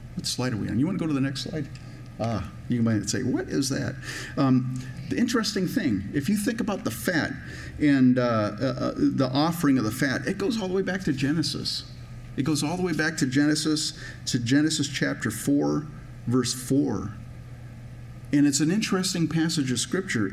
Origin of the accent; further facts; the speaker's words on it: Minnesota, United States; I'm from Minnesota